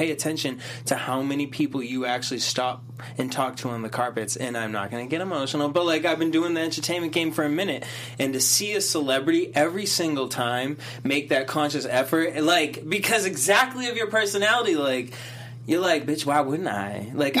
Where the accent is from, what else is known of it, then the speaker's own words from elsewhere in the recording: United States; But I'm from America.